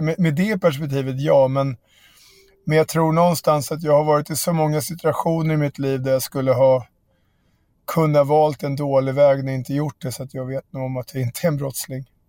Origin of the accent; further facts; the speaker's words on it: Järfälla, Stockholm County, Sweden; mina kompisar i Barkaby där jag växte upp